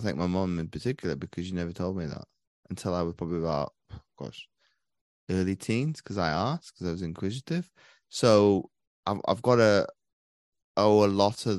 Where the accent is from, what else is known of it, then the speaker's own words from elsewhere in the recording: Belgium; So I grew up over in Belgium for 19 years of my life. So I've pretty much been immersed to multiculturalism from as early as I can remember.